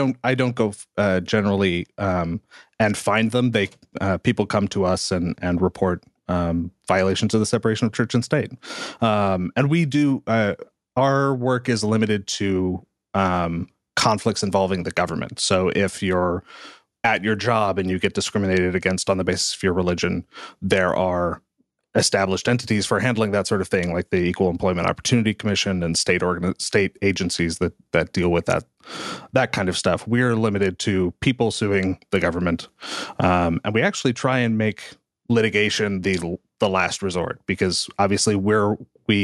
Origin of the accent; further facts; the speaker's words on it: Missouri, United States; I'm from Missouri